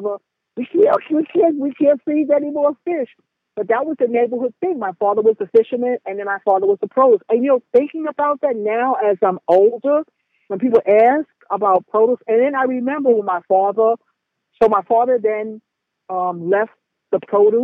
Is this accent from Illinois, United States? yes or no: no; New York City, New York, United States; when we moved from the Lower East Side, we moved to Harlem